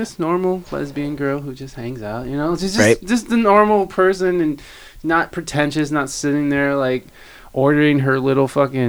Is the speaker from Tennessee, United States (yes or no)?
no; Toledo, Ohio, United States; experiences that you could never, ever, ever even imagine growing up in Toledo.